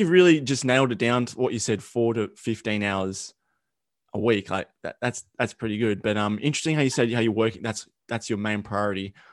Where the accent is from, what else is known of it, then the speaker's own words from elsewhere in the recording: Australia; accent: thick Australian; my Australian accent, it's like super thick